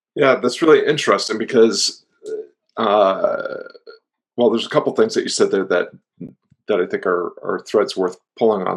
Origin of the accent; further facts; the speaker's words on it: Floyd, Virginia, United States; my hometown of Floyd, Virginia